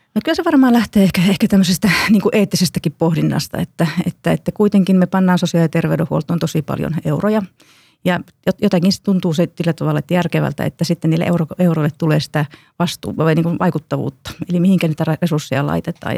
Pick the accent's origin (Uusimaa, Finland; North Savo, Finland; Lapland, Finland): North Savo, Finland; Kuopio; olen itse kuopiolainen